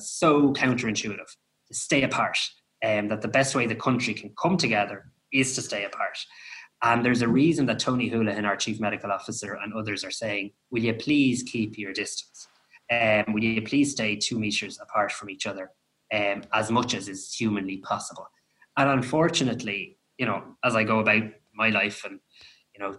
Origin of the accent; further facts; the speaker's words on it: Ireland; that's what we do as Irish people.